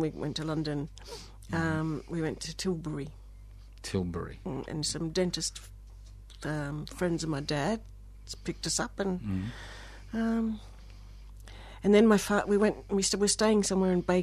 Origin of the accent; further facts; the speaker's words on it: Orange, New South Wales, Australia; also born or lived in Blayney; I'm a kid from Orange, you know, from Blaney in the Western Districts of New South Wales, surrounded by sheep